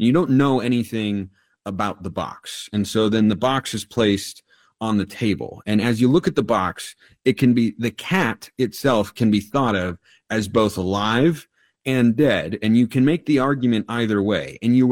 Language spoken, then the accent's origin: English; Lake Oswego, Oregon, United States; I grew up in the Pacific Northwest. I grew up in Lake Oswego specifically, so I've been in this area my whole life